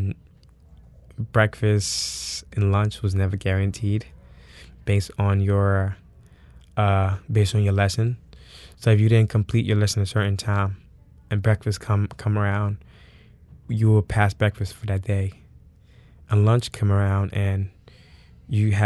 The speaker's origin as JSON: {"language": "English", "country": "Senegal", "tie": "born or raised there", "also_born_or_lived": "New York City, United States", "moved": "yes", "lives_now": "New Orleans, United States", "said": "I was born in New York City, Harlem. I grew up in a big family. And at the age of 5, my parents took me back to Senegal"}